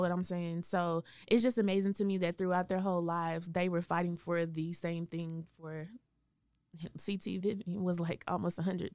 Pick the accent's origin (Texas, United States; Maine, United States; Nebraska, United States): Texas, United States; Waco; born or raised there; moved away as an adult; also born or lived in Dallas-Fort Worth